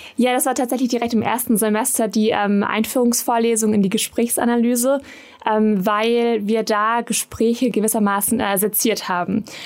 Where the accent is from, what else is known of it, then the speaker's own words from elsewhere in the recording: Swabian Jura, Baden-Württemberg, Germany; moved away as an adult; also born or lived in Bonn; Ich komme ursprünglich ja aus Baden-Württemberg von der Schwäbischen Alb